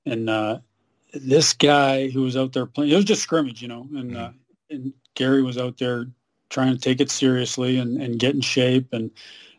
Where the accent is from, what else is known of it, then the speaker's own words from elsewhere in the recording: Surrey, British Columbia, Canada; also born or lived in Burnaby, British Columbia; I'm really grew up in Surrey